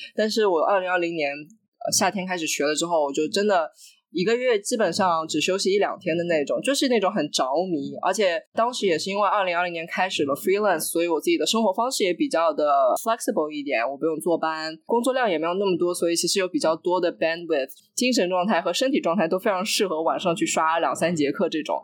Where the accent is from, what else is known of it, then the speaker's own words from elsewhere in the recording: China; moved away as an adult; also born or lived in France / Austria; now in United States; 作为一个中国人，中国媒体人，在美国工作，在外媒工作